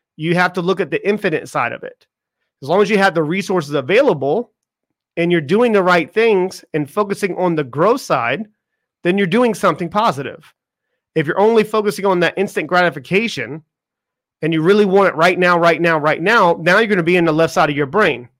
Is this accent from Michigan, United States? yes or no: no; Charleston, South Carolina, United States; moved away as an adult; I grew up in Charleston, South Carolina